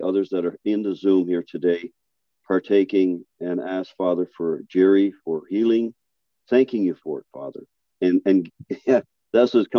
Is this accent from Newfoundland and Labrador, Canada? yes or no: yes; Newfoundland and Labrador, Canada; I'm from Newfoundland.